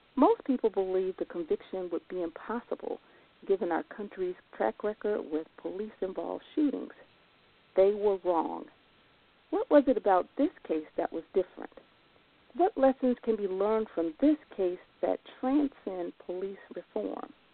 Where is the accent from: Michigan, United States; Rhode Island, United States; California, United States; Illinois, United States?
Illinois, United States; Chicago; I'm from North Lawndale